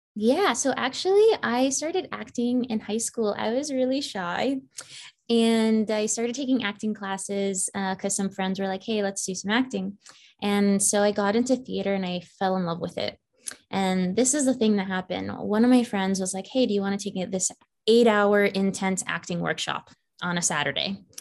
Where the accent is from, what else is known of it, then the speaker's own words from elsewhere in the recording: Falls Church, Virginia, United States; moved away as an adult; now in Los Angeles, United States; I grew up in Falls Church, Virginia. So that is in the DMV as they call it. That's DC, Maryland, Virginia. So the northern part of Virginia